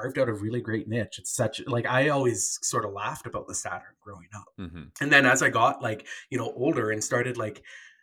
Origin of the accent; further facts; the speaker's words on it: Canada; I'm Canadian